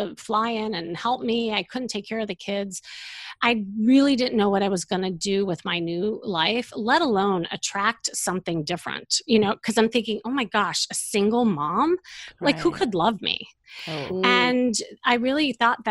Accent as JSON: {"language": "English", "town": "Chicago", "region": "Illinois", "country": "United States", "moved": "as an adult", "lives_now": "Los Angeles, United States", "said": "I'm from Chicago, and you know, when I lived there"}